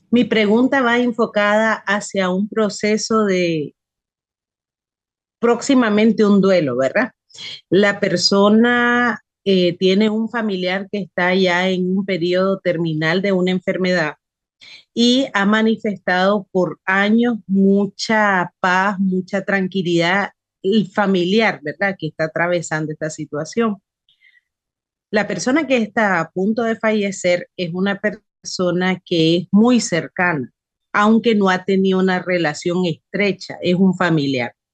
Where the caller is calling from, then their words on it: Nicaragua; Buenas tardes … de Nicaragua, espero que se encuentre